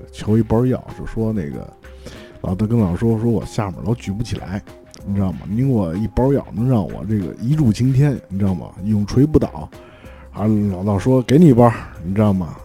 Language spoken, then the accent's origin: Chinese; China; 我们中国人热爱和平